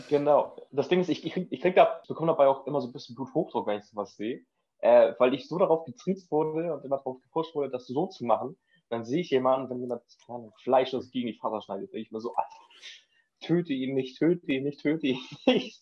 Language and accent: German; Schleswig-Holstein, Germany; moved away as an adult; now in Denmark; ich komme ursprünglich aus Schleswig-Holstein, wohne jetzt gerade in Dänemark